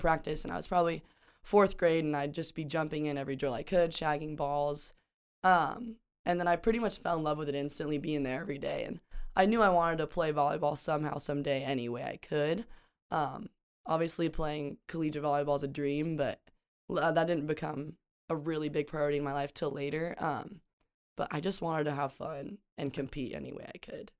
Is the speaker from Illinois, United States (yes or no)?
no; Pocatello, Idaho, United States; moved away as an adult; a small town in southern Idaho